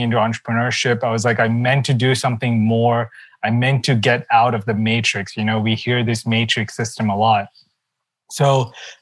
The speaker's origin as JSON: {"language": "English", "country": "Sri Lanka", "said": "my background is actually, I come from Sri Lanka, not a very wealthy background"}